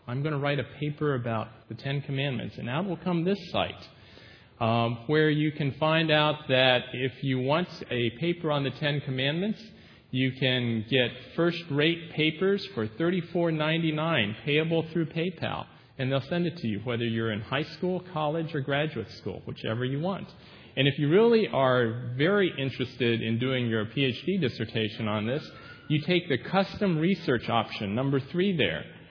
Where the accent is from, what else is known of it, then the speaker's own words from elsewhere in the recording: United States; being an American citizen